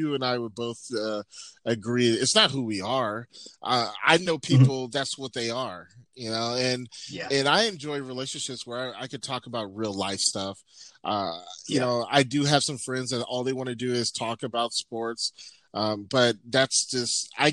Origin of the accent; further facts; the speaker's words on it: Pomona, California, United States; moved away as an adult; also born or lived in La Verne, California; now in Bay Area, United States; I grew up in South Pomona. And when I was 10 or 11 or 12 years old, actually, my mom told me, we're going to move to Laverne